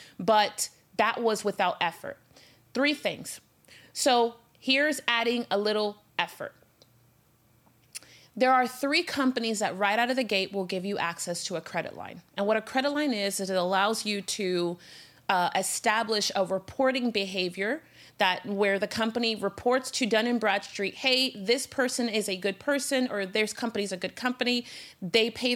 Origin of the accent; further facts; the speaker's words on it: Miami, Florida, United States; I'm from Miami